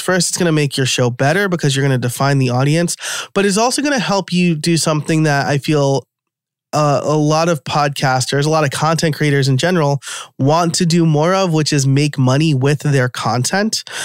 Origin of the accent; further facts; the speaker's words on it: New York, United States; born and raised in New York